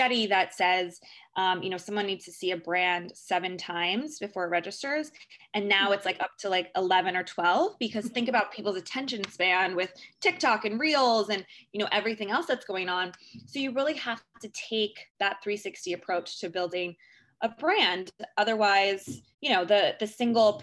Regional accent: San Francisco, California, United States; moved away as an adult; now in New York, United States; I am originally from San Francisco, and I moved to New York about 10 years ago

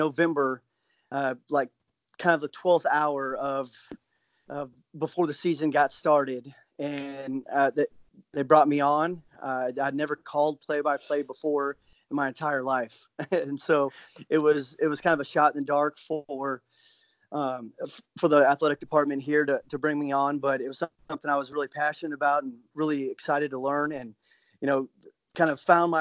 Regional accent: Kansas City, Missouri, United States; moved away as an adult; now in Des Moines, United States; I grew up in Kansas City, lived there my entire life, and then I moved to Des Moines.

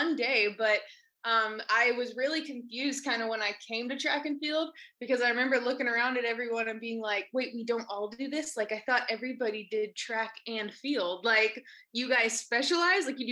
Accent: Ball Ground, Georgia, United States; I came from Ball Ground, Georgia, super small town, really farm town type feel. I grew up on a small farm

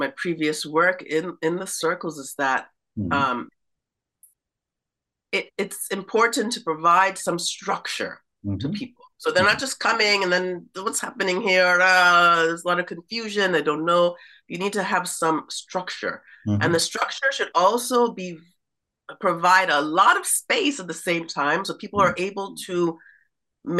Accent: East Coast of the United States, United States; moved away as an adult; also born or lived in San Francisco, California; now in Berlin, Germany; I grew up in the States. Mm-hmm. So I grew up on the East Coast

